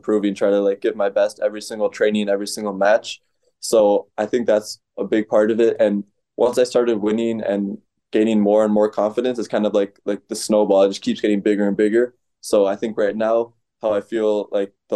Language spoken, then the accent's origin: English; Chicago, Illinois, United States; my coaches in Chicago, Coach Ichi and to the club that I was brought up in Addison, Experior Table Tennis